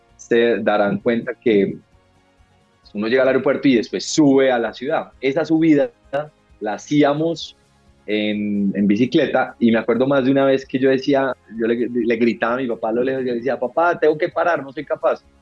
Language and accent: Spanish; Manizales, Caldas, Colombia; moved away as an adult; also born or lived in United States; now in Bogotá, Colombia; Yo nací en Manizales, me crié toda mi vida hasta los 18 años en Manizales